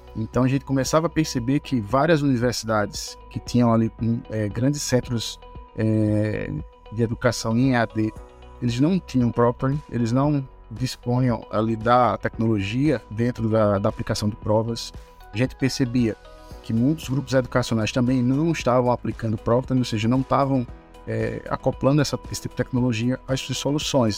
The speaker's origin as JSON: {"language": "Portuguese", "town": "João Pessoa", "region": "Paraíba", "country": "Brazil", "tie": "born or raised there", "also_born_or_lived": "Aveiro, Portugal", "said": "Sou natural de João Pessoa"}